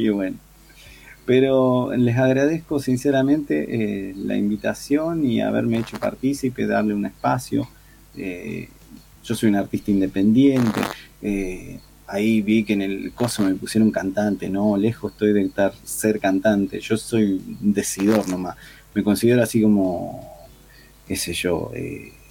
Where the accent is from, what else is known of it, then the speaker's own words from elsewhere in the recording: Bogotá, Colombia; moved away; De Colombia, de Bogotá.